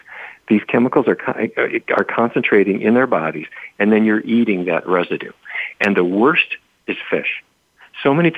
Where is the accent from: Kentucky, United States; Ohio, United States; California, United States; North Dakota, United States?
North Dakota, United States; Fargo; When I was a kid growing up in Fargo